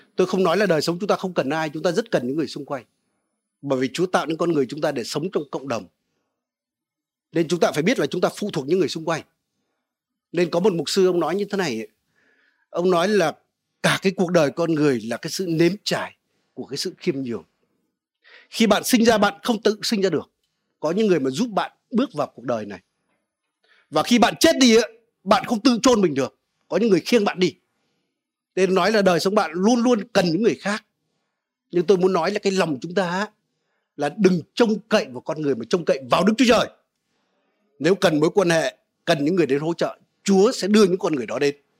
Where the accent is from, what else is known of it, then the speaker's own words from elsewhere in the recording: Vietnam; quê tôi ở cạnh sông đáy